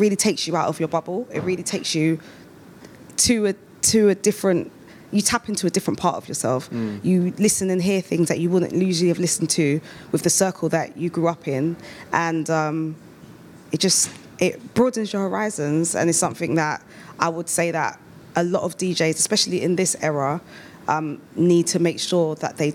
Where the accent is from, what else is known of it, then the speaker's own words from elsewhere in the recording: United Kingdom; growing up as a British-born, like, African